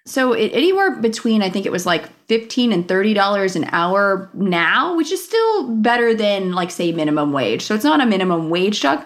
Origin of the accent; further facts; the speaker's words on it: Los Angeles, California, United States; growing up in Los Angeles, so I grew up in the San Fernando Valley. Van Nuys was the, I was